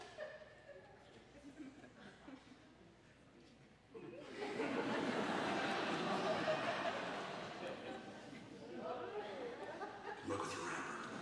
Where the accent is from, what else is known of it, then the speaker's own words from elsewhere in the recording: New York City, New York, United States; now in Colorado, United States; I grew up in Brooklyn, and we were lucky if we had a washing machine